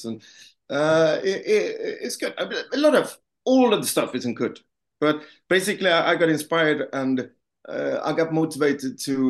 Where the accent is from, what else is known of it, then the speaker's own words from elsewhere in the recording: Gothenburg, Västra Götaland, Sweden; Gothenburg, my hometown.